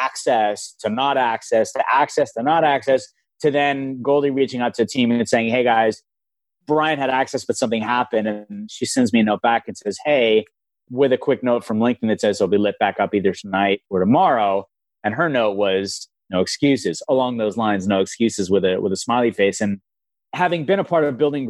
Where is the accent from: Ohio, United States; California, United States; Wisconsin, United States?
California, United States; Los Angeles; I grew up in Los Angeles